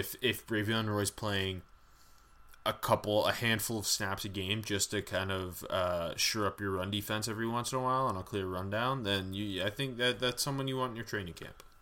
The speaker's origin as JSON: {"language": "English", "country": "Canada", "said": "we are Canadian"}